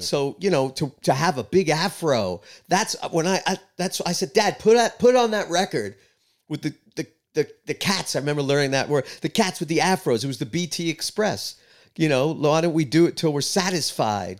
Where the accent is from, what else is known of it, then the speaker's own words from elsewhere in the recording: New York City, New York, United States; moved away as an adult; also born or lived in East Village, New York City; now in Nashville, United States; I grew up in Queens, closer to Long Island